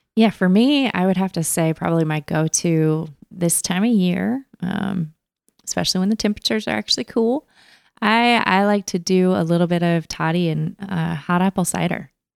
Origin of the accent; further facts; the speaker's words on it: Cincinnati, Ohio, United States; now in Memphis, United States; I'm from Cincinnati, Ohio